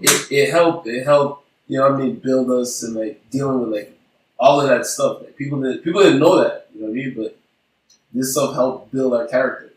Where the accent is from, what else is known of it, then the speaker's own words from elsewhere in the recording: Montreal, Quebec, Canada; I grew up on Walkley in NDG